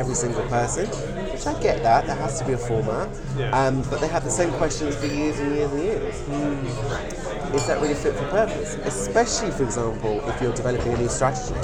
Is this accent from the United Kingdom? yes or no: yes; United Kingdom; as British people